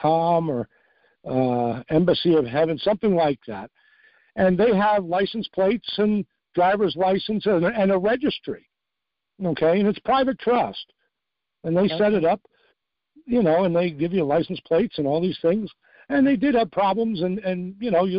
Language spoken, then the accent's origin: English; New York, United States; moved away; I'm from New York originally